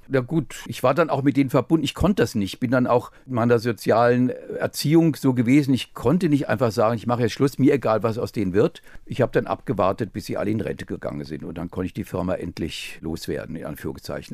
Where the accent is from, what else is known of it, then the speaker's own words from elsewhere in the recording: Offenbach am Main, Hesse, Germany; in Offenbach geboren, in eine Familie hineingeboren